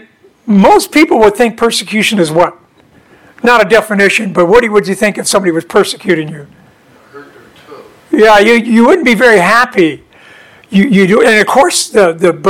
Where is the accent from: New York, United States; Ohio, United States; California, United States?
California, United States; Southern; we were born and raised in Southern California. We lived in an interior, you know, in towards Anaheim and that kind of area.